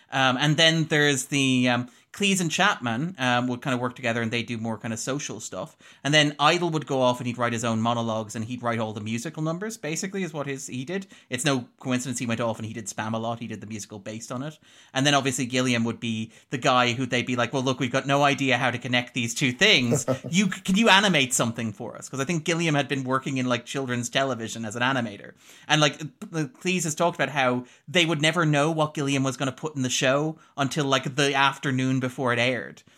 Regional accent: Ireland; We're Irish.

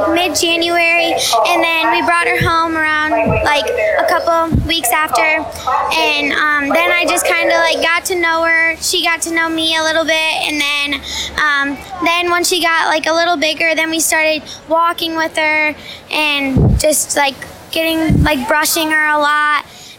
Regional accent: Iowa, United States; also born or lived in Michigan; Yeah, I'm from Ringgold County.

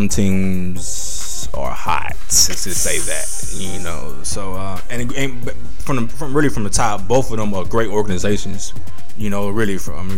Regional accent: Houston, Texas, United States; also born or lived in Atlanta, Georgia / Riverdale, Georgia; I was born in Atlanta, moved to Houston when I was in second grade

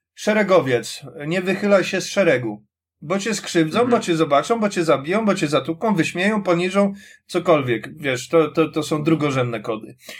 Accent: Warsaw, Masovian Voivodeship, Poland; jestem z Warszawy

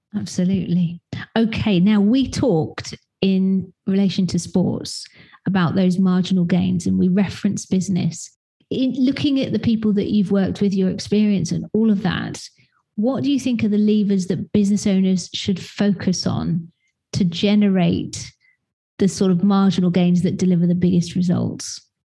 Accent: United Kingdom; being a British person

